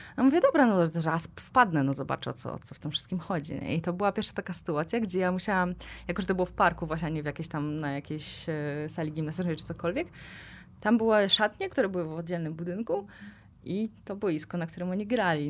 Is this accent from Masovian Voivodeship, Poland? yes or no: yes; Kozienice, Masovian Voivodeship, Poland; now in Warsaw, Poland; pochodzę z, z małej miejscowości, z Kozienic